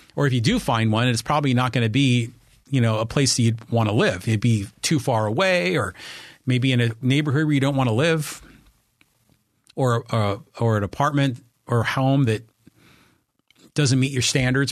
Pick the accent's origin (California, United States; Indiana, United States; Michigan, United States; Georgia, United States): California, United States; Poway; my hometown of Poway